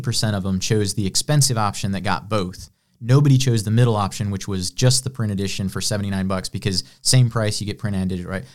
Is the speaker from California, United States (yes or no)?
no; Illinois, United States; born or raised there; moved away as an adult; now in Greenville, United States